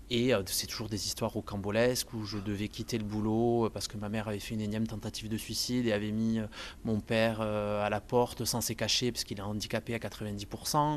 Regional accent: Montpellier, Occitania, France; je suis de Montpellier, je suis né à Montpellier

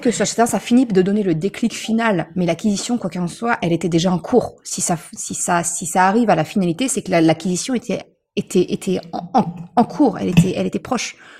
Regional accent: Normandy, France; je suis normande

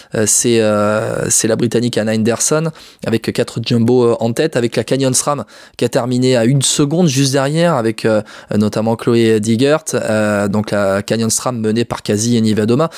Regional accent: France; chez nous en France

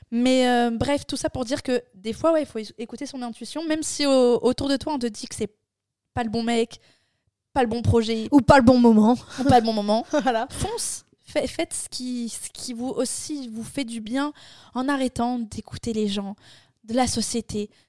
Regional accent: France; Euh, je suis une française

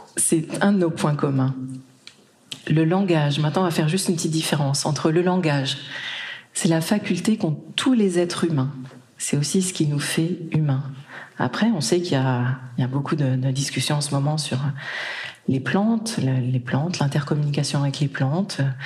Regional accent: Brittany, France; moved away; also born or lived in Japan; j'ai grandi en Bretagne

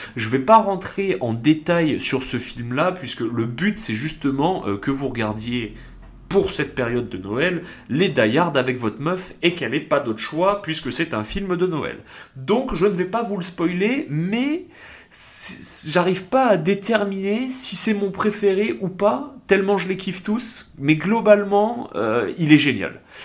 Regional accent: south of France, France; je viens du sud de la France

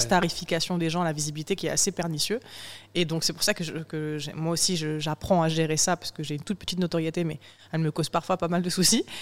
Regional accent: southern France, France; moved away as an adult; also born or lived in Morocco / Paris; je suis sudiste et parce que j'ai des parents ouvriers.

